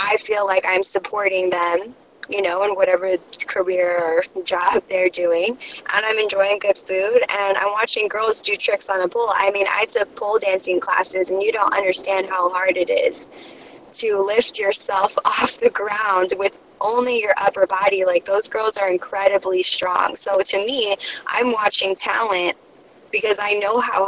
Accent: California, United States; I'm from California

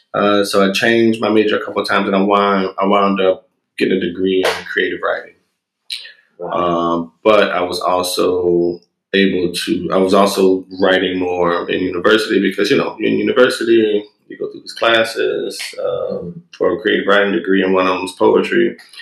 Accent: New Orleans, Louisiana, United States; Because New Orleans is a creative town. It's a resourceful town.

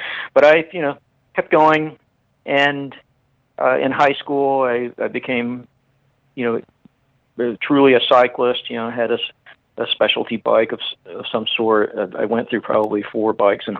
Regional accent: Fort Worth, Texas, United States; moved away; I grew up in Texas and in Fort Worth.

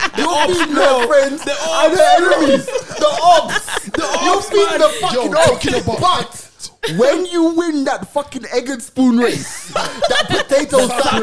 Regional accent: Jamaica; I'm from Jamaica

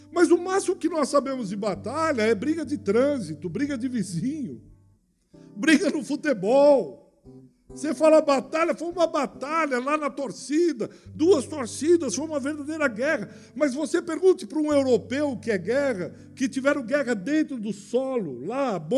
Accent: Brazil; E para mim e para você, eu sei que isso é difícil entender, porque nós somos brasileiros.

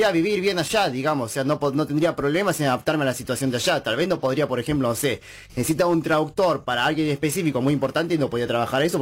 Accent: Buenos Aires, Argentina; born there; Claro, claro, nací en Boedo.

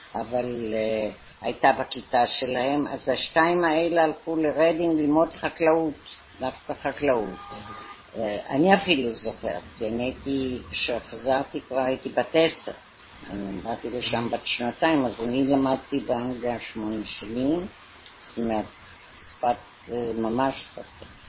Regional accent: London, United Kingdom; moved away as an adult; also born or lived in Israel / Haifa; now in Tel Aviv, Israel; אנחנו באנו ב-1919 ללונדון

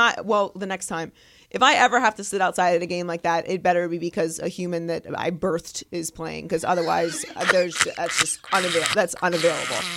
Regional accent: Pittsburgh, Pennsylvania, United States; I grew up in Pittsburgh

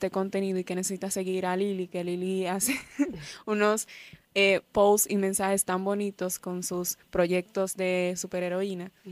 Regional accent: Cibao, Dominican Republic; yo que vine del Cibao para

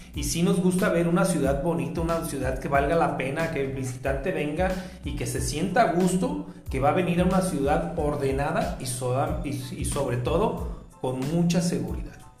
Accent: Guadalajara, Jalisco, Mexico; nosotros como tapatíos

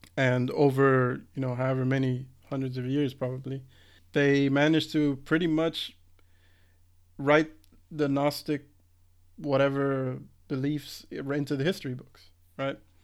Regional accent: United States; growing up in the States

